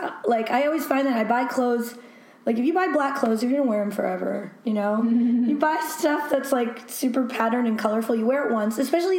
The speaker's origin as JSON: {"language": "English", "region": "New Jersey", "country": "United States", "tie": "born or raised there", "also_born_or_lived": "Brooklyn, New York", "moved": "as an adult", "said": "I grew up in Jersey, and then I lived in Brooklyn for a little while, and then I moved here."}